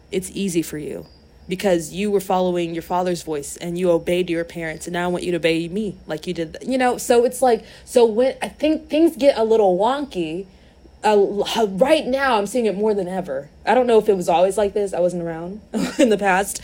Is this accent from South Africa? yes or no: no; United States; we grew up in America